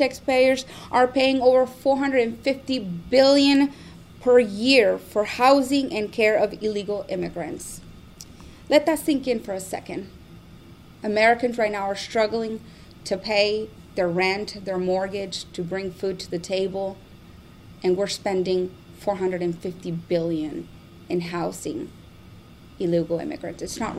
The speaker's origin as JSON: {"language": "English", "town": "Burgos", "region": "Tamaulipas", "country": "Mexico", "tie": "born or raised there", "moved": "yes", "lives_now": "United States", "said": "I was born in Burgos, Tamaulipas, Mexico."}